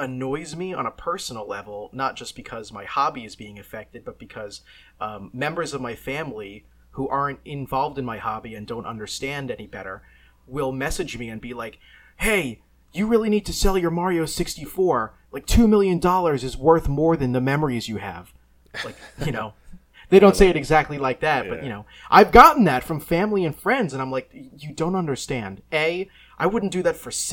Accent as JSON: {"language": "English", "town": "Bay Shore", "region": "New York", "country": "United States", "tie": "born or raised there", "said": "where I grew up in Bayshore on Long Island"}